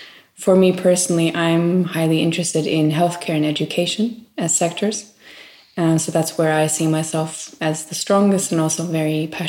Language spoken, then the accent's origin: English; Maui, Hawaii, United States; Well, I think growing up in Maui, Hawaii is, of course, something very different than...